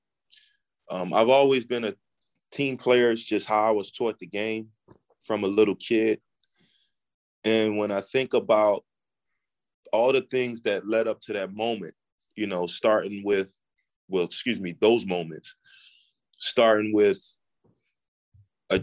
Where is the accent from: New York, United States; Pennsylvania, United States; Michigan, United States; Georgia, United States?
Pennsylvania, United States; Philadelphia; moved away; to Philadelphia. I'm going to my hometown